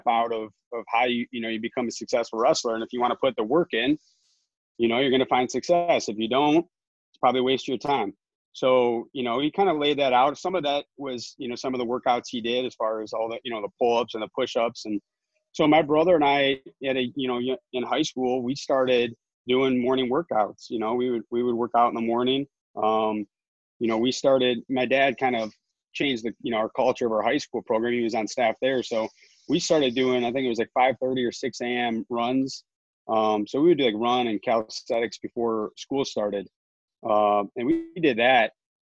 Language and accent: English; Novi, Michigan, United States; I'm from Novi